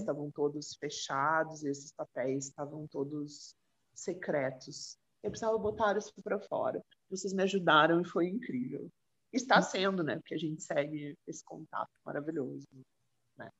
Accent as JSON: {"language": "Portuguese", "region": "Rio Grande do Sul", "country": "Brazil", "said": "Eu sou gaúcha"}